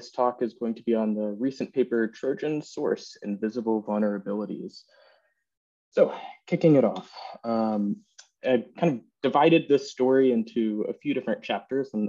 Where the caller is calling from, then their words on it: England, United Kingdom; I'm coming in from England right now.